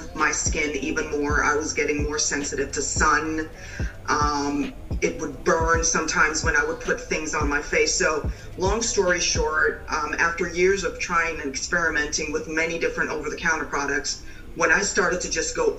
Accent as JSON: {"language": "English", "region": "New York", "country": "United States", "moved": "yes", "lives_now": "North Carolina, United States", "said": "I'm originally from New York, but I'm in North Carolina."}